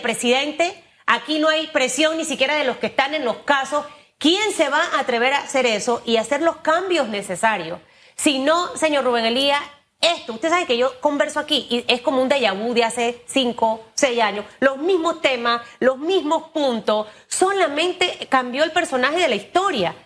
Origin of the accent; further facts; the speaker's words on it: Panama; yo como panameña